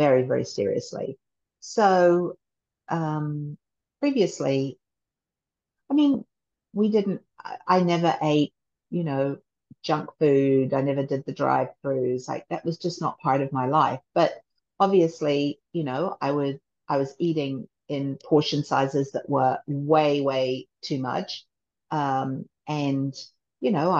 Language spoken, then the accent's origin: English; Christchurch, Canterbury, New Zealand; moved away as an adult; also born or lived in England / Japan / Seoul, Korea; now in United States; when I was raised in New Zealand